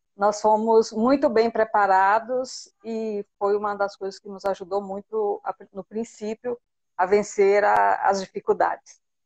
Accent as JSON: {"language": "Portuguese", "town": "Mineiros", "region": "Goiás", "country": "Brazil", "moved": "as an adult", "lives_now": "Spain", "said": "eu sou da cidade de Mineiros, em Goiás. É, eu nasci, graças a Deus, em um lar evangélico, cresci praticamente dentro da igreja"}